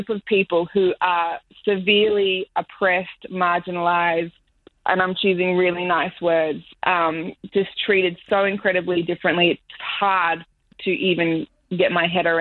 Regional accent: Australia; moved away as an adult; now in Miami, United States; I am white Australian

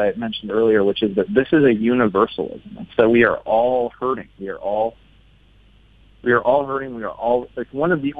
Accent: the Northwest, Pacific Northwest, United States; I grew up in the Northwest here.

